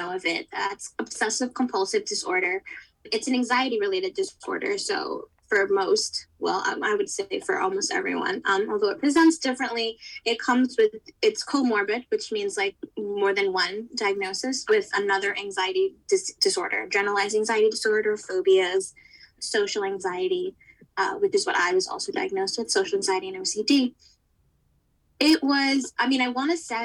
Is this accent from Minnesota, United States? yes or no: no; New York City, New York, United States; I'm born and raised in New York City, where I still am now